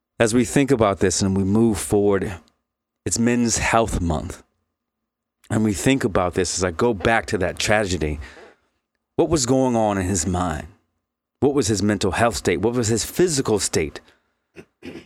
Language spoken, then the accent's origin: English; Virginia Beach, Virginia, United States; born or raised there; moved away